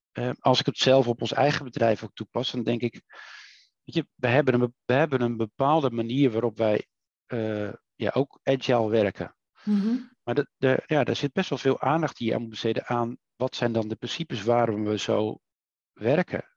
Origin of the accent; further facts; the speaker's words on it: Netherlands; wij als Nederlanders